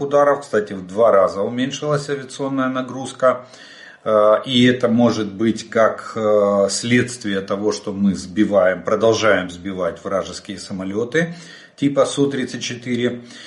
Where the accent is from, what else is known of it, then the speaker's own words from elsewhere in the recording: Ukraine; мы из Украины.